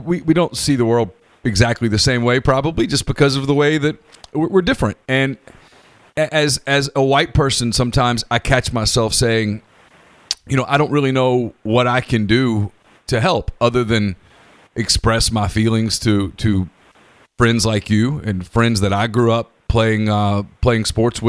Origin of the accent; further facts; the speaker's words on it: North Louisiana, United States; also born or lived in Mobile, Alabama; I'm white. I grew up in North Louisiana. I went to school at Ole Miss, and then I went to school at Louisiana Monroe